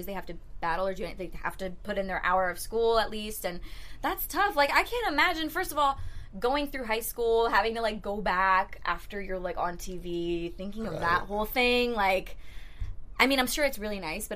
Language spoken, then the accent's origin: English; Florida, United States; I'm from Florida